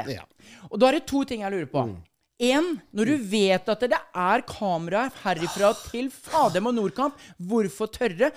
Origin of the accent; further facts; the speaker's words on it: Norway; vi bodde hjemme på Solbrå, der jeg kommer fra, eh, når mm. jeg var liten